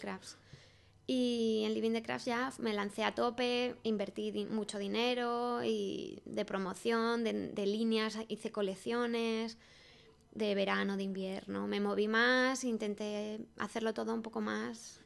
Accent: Salamanca, Castile and León, Spain; moved away as an adult; now in Madrid, Spain; me vine a Madrid, soy de Salamanca

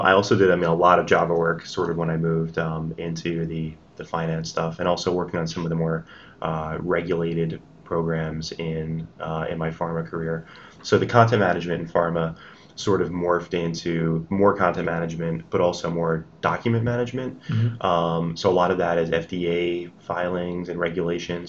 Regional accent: New Jersey, United States; I grew up in New Jersey mm-hmm. all my life

